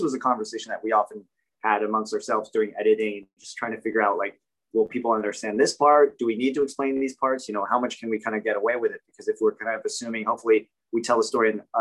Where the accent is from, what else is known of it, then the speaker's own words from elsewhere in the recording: United States; I'm Vietnamese American